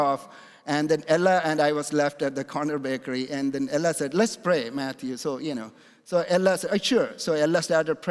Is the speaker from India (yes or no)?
yes; India; also born or lived in Canada; now in United States; I'm originally born in India